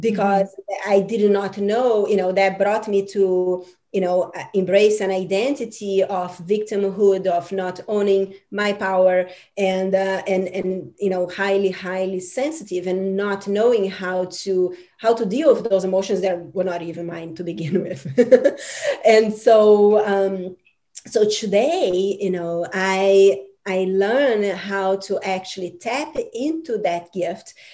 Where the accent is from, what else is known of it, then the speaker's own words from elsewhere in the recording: Brazil; I'm from Brazil, and um, you know, Brazil is this um, amazing uh, cultural country